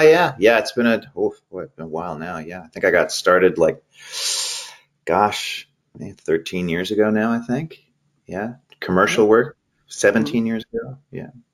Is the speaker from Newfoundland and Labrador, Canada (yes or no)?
no; Maple Ridge, British Columbia, Canada; also born or lived in Toronto / Vancouver; I grew up in Maple Ridge, uh, and then I was in Toronto at the beginning uh, for 2003 to 2005, and then I've been back in Vancouver since then